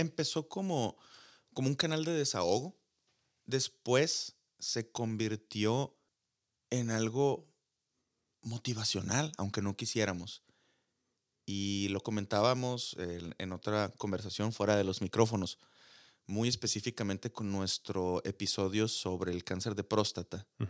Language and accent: Spanish; Sonora, Mexico; accent: sonorense; mi acento sonorense